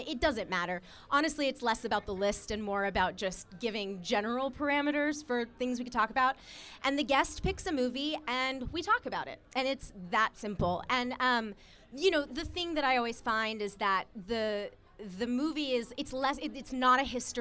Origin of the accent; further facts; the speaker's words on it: Atlanta, Georgia, United States; also born or lived in New York; now in Los Angeles, United States; I am from Atlanta originally